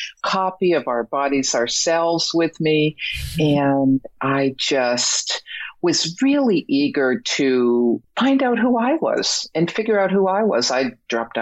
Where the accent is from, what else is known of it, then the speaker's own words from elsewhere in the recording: Boston, Massachusetts, United States; moved away as an adult; also born or lived in Mexico; I'm originally from Boston